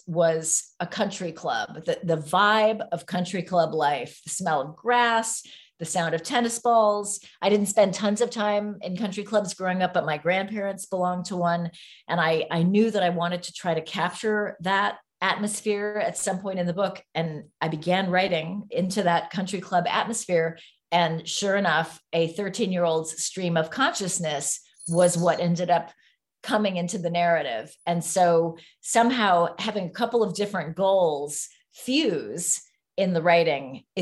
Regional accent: San Francisco, California, United States; So I grew up in San Francisco. We didn't move there until 1969

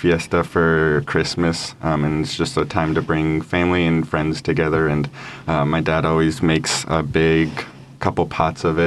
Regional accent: Denver, Colorado, United States; Born and raised in south of Denver, Colorado.

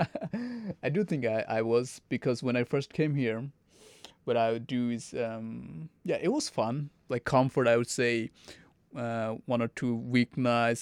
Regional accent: Saudi Arabia; English is a second language; also born or lived in Bangladesh; now in Arkansas, United States; I grew up in Saudi Arabia

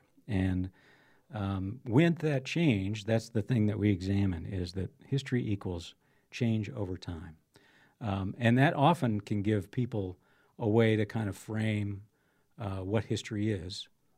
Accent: De Smet, South Dakota, United States; I grew up here in South Dakota, one of the South Dakota's more historical towns, DeSmet. Graduated from high school there, went to SDSU, and then went in the Air Force.

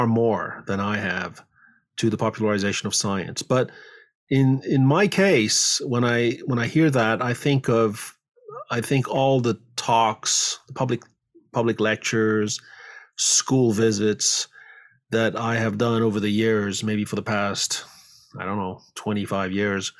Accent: France; moved away as an adult; also born or lived in Paris, France / Ithaca, New York, United States; now in San Francisco Bay Area, United States; I grew up in France.

